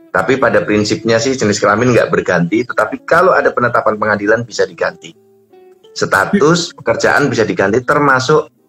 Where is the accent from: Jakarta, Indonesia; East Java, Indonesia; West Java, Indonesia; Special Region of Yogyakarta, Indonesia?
Special Region of Yogyakarta, Indonesia; Sleman; born there; now in Bekasi, Indonesia; Misalnya saya dulu lahir di Sleman.